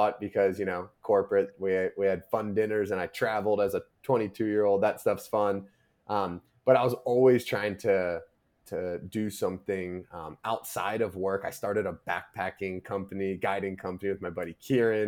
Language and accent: English; United States; I grew up right outside of Washington, D.C.